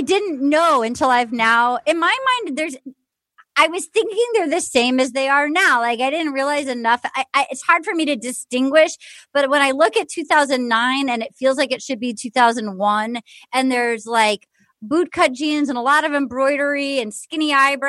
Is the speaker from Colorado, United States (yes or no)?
no; Little Compton, Rhode Island, United States; when Debbie Ryan came to my hometown of Little Compton, Rhode Island, which you can read all about in my upcoming memoir.